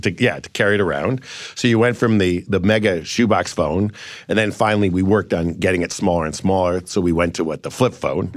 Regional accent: Cleveland, Ohio, United States; I've got a great company in Cleveland where I'm from

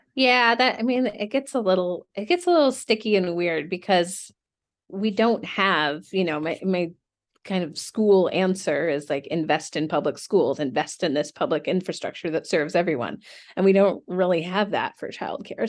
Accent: Seattle, Washington, United States; moved away; I'm, I'm from Seattle originally

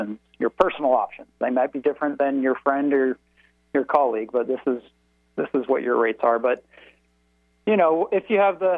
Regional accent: Sammamish, Washington, United States; I grew up by Pine Lake in Sammamish

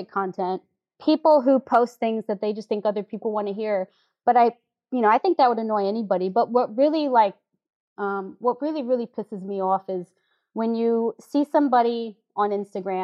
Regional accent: St. Louis, Missouri, United States; now in New York City, United States; I am a 38-year-old girl born and raised in St. Louis with a New York attitude

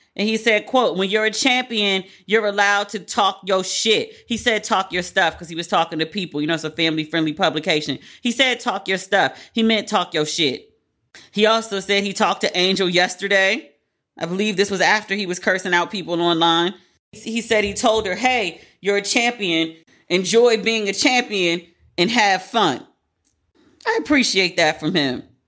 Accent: Maryland, United States; moved away; I'm from Maryland, but I, am on the PG County side

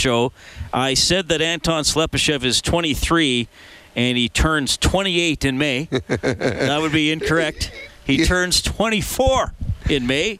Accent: Evansburg, Alberta, Canada; I'm from Evansburg, and Twistle's across the river.

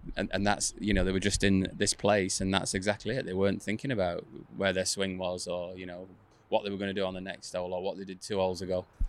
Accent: England, United Kingdom; I'm from England. I like being in England, so I didn't move over there

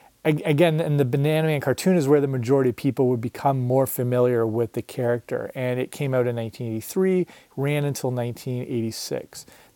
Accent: England, United Kingdom; Like I said, so I'm, you know, growing up in England in the early 80s, from like 1980s onward.

